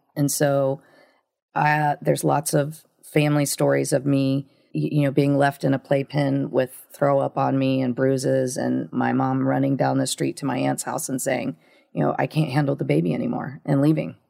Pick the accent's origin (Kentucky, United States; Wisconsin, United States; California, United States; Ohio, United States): Ohio, United States; I grew up in this little town in Ohio, a really small town.